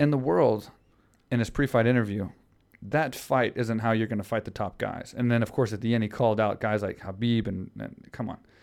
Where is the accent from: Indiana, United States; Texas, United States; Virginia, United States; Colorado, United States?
Texas, United States; Houston; In Houston, yeah, against my hometown crowd